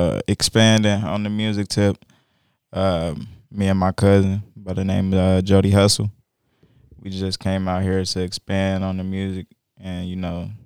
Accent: Rockford, Illinois, United States; also born or lived in Chicago; Well, I was born in Inglewood, but I grew up in a good portion of my life. I grew up in Rockford, Illinois, too.

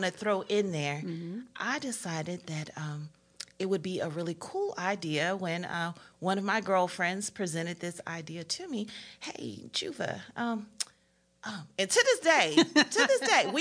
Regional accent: Augusta, Georgia, United States; also born or lived in Atlanta, Georgia; I was in Augusta, Georgia

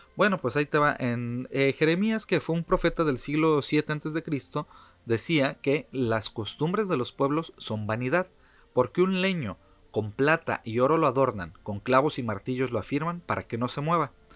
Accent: Mexico City, Mexico; yo viví, nací en la Ciudad de México, este, toda la vida fue

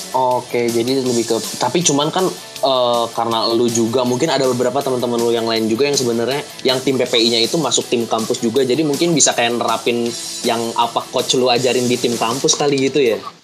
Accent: Bogor, West Java, Indonesia; di kota gue di Bogor

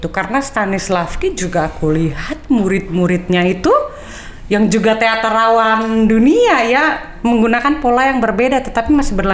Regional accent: North Sumatra, Indonesia; latar belakang budaya orang Indonesia itu kan beda-beda. Aku Batak

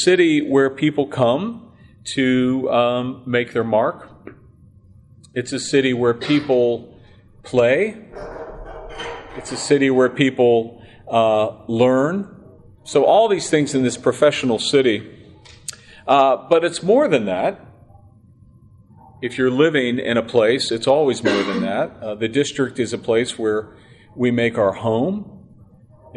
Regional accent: Pittsburgh, Pennsylvania, United States; now in Washington, D.C., United States; I grew up in Pittsburgh.

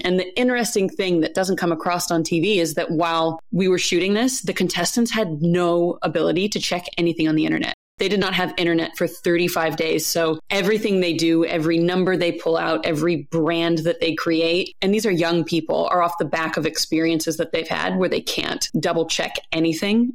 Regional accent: United States; now in New Zealand; as an American abroad

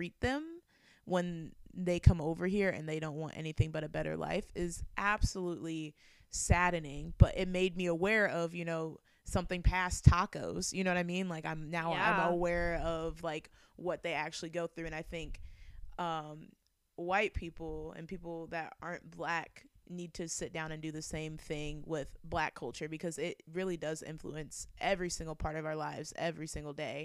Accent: Bloomington, Illinois, United States; moved away; also born or lived in Columbia, Missouri; I always felt kind of isolated growing up in Bloomington Normal, because I was like one of two Black kids that went to my elementary school

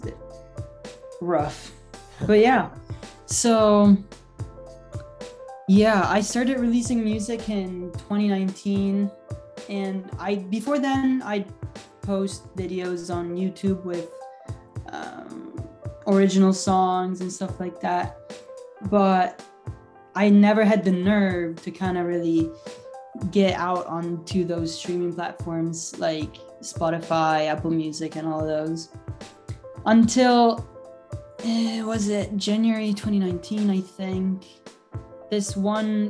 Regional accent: Italy; now in Halifax, Canada; I'm from Italy originally. I was born and raised there, and then I moved to Halifax, Canada in 2017.

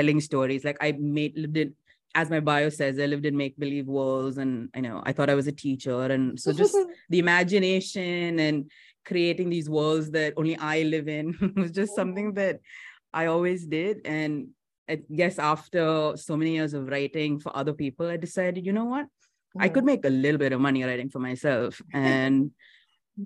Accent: Chennai, Tamil Nadu, India; I've been born and brought up in India

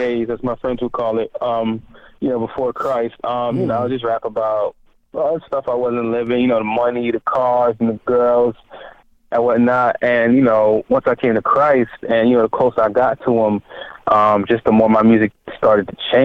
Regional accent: Miami, Florida, United States; also born or lived in Haiti; physically born in Haiti, but raised in, you know, city of Miami.

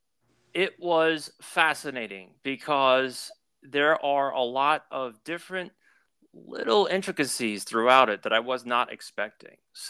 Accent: Long Island, New York, United States; I grew up on Long Island in New York

